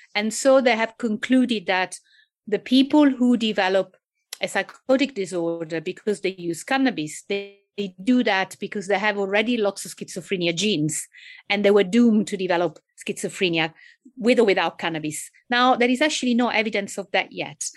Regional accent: Italy; accent: Italian; English is a second language; moved away; I guess you can tell from my accent, not just my name, that I'm actually Italian.

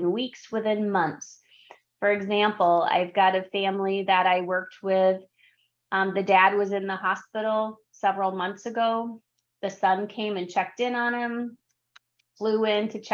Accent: Wisconsin, United States; in Wisconsin, because I'm from Wisconsin, we have a lot of steep driveways

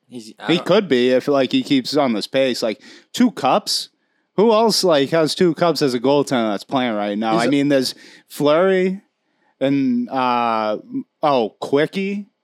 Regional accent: Canada; You're from the United States. I'm from Canada.

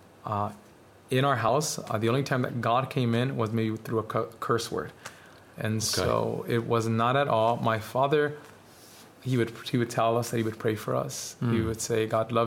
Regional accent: Los Angeles, California, United States; moved away as an adult; also born or lived in Mexico City, Mexico; my family traveled to the United States, and I was raised there all the way till I was 28

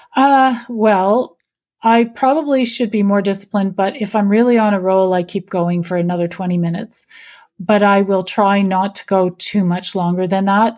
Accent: Canada; I'm Canadian.

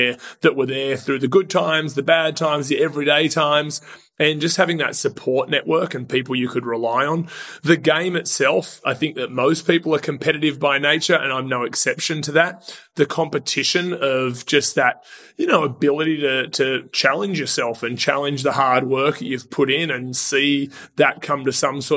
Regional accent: Sydney, New South Wales, Australia; moved away as an adult; now in United States; I am from Sydney, Australia. I've been in the United States for a little over 10 years now

